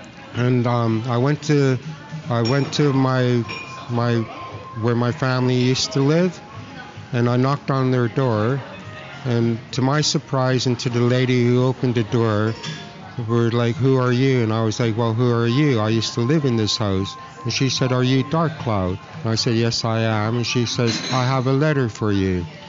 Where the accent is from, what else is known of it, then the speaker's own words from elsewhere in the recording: Singapore; also born or lived in Philippines / Canada; So I was taken away from Canada. And I was put in, we moved to Singapore and the Philippines. And then, so I grew up in Singapore and the Philippines.